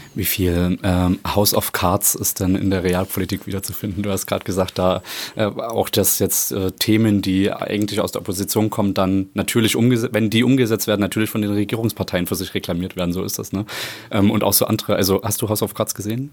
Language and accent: German; Plauen, Saxony, Germany; now in Leipzig, Germany; Ich komme aus Plauen